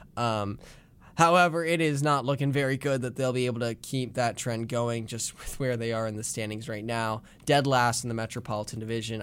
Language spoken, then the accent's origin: English; Haddonfield, New Jersey, United States; I'm a sophomore from Haddonfield, New Jersey, right outside of Philadelphia